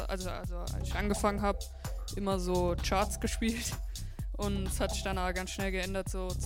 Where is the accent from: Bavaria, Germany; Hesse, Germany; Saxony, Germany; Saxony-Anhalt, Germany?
Hesse, Germany; Hofheim am Taunus; ich bin 14, äh, ich komme hier aus Hofheim.